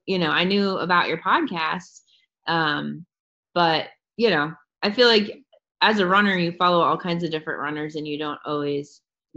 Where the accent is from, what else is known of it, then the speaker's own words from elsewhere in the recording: Niles, Ohio, United States; I live in Niles, born and raised.